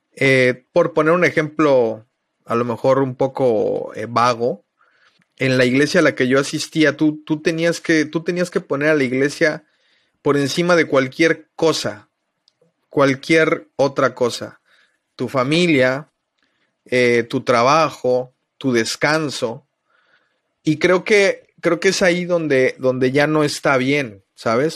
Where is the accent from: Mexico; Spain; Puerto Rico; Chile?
Mexico; Mexico City; moved away as an adult; now in Playa del Carmen, Mexico; soy originario de la Ciudad de México. Llevo ya 17 años viviendo en Playa del Carmen. Me vine a vivir cuando tenía 20 años.